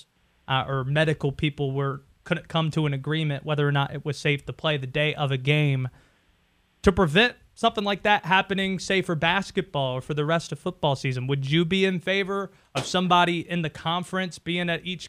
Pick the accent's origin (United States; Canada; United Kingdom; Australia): United States; Youngsville, North Carolina; I'm from just outside the city of Wake Forest. I am from a small town of Youngsville